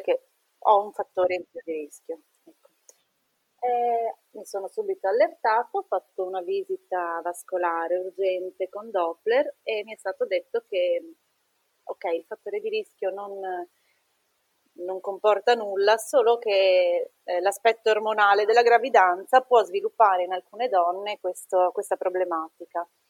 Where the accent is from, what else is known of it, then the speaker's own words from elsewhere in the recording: Treviso, Veneto, Italy; now in Trieste, Italy; viviamo a Trieste, ma mio marito è napoletano e io sono di Treviso